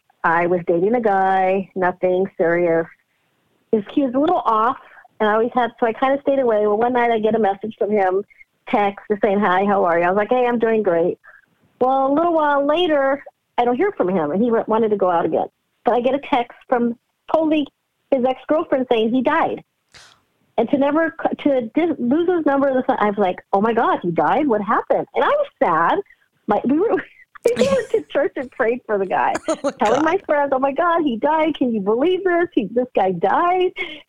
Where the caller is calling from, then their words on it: California, United States; I'm calling from California.